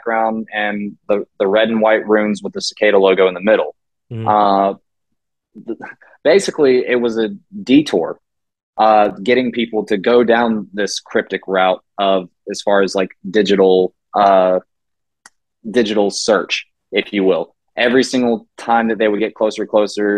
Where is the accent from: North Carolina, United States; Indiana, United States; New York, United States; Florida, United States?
North Carolina, United States; Charlotte; Charlotte's my hometown. I work in Charlotte still. Like, I don't live there currently